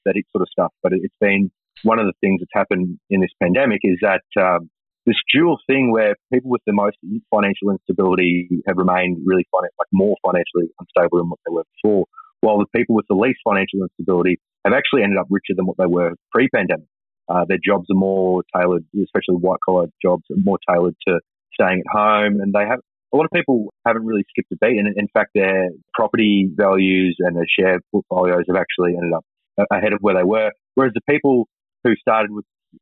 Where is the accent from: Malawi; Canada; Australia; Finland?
Australia; Toowoomba, Queensland; I come from Toowoomba